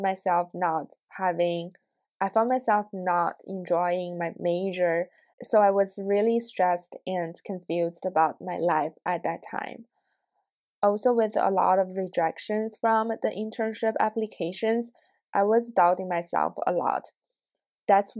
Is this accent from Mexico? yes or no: no; China; now in United States; Growing up in China, both of my parents and I are Asian